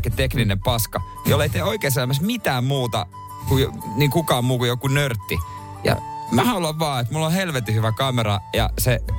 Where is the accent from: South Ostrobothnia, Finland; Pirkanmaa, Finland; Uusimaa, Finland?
South Ostrobothnia, Finland; Seinäjoki; now in Helsinki, Finland; kun mä muutin Helsinkiin. Mm siis sitä ei ostettu ikinä meillä Seinäjoella.